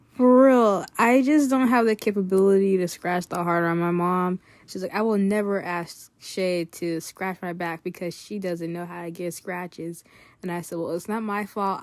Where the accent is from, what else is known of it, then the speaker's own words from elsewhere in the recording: California, United States; we're from California